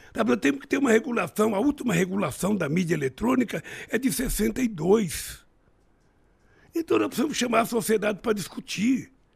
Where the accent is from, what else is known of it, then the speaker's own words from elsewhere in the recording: São Paulo, Brazil; also born or lived in Garanhuns, Pernambuco; na minha terra natal, onde eu nasci, em Garanhuns, eu vim comer pão pela primeira vez em São Paulo com sete anos de idade